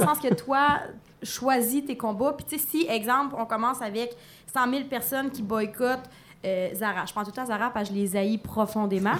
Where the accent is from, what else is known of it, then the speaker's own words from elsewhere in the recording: Palmarolle, Quebec, Canada; je viens de Palmarol